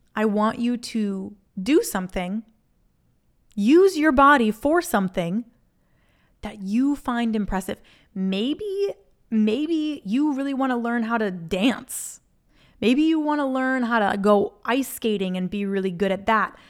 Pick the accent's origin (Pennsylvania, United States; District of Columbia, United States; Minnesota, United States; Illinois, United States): Minnesota, United States; moved away; I'm from Minnesota originally